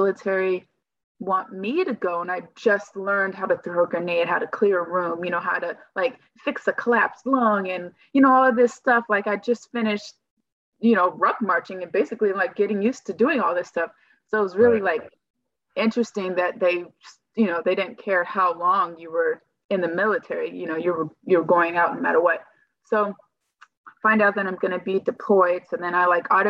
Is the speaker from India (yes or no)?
no; California, United States; moved away as an adult; also born or lived in Gurnee, Illinois; I'm originally from California